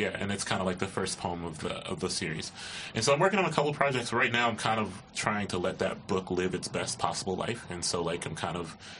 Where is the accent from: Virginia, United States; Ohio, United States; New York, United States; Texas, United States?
Ohio, United States; Columbus; growing up in Columbus.